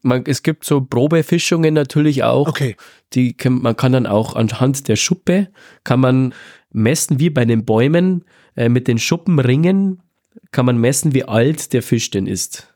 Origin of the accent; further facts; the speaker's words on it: Southern Bavaria, Germany; Bei uns in Südbayern